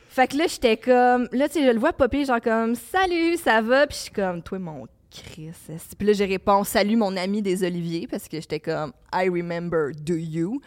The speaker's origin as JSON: {"language": "French", "town": "Laval", "region": "Quebec", "country": "Canada", "tie": "born or raised there", "said": "je viens de Laval. Je suis née en 1987 à Laval"}